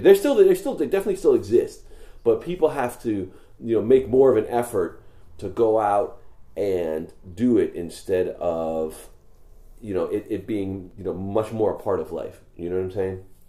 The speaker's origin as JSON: {"language": "English", "region": "New York", "country": "United States", "tie": "born or raised there", "moved": "yes", "lives_now": "Los Angeles, United States", "said": "when I was growing up in New York"}